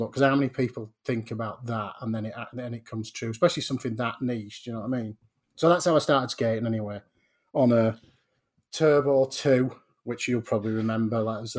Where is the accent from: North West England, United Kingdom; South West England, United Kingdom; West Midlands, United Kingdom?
South West England, United Kingdom; Portland; born there; Yeah, I was born in on Portland Bill, which in itself is quite weird because... which is off the coast of Weymouth.